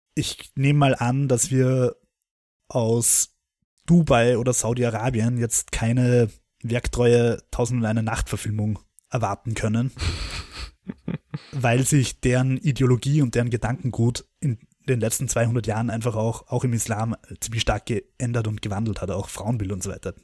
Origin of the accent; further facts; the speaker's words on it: Austria; als Österreicher